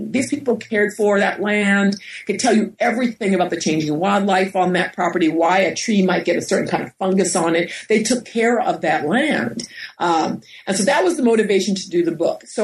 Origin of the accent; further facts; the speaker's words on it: Westchester County, New York, United States; now in Berkeley, United States; I grew up in New York and we're about 30 minutes outside of the city in Westchester County. My parents come from Floyd uh, County in Virginia and they grew up, you know, poor black folks like a lot of people did um, during the 30s, 40s, and 50s.